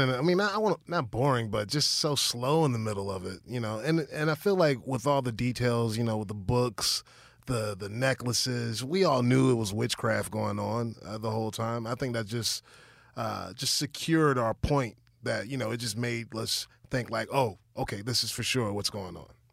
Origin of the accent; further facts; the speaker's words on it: Virginia, United States; I grew up in Virginia